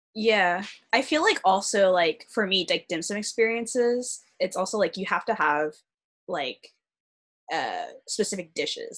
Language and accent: English; Arcadia, California, United States; I grew up in a neighborhood that had a lot of Asian roots, so I'm from Arcadia.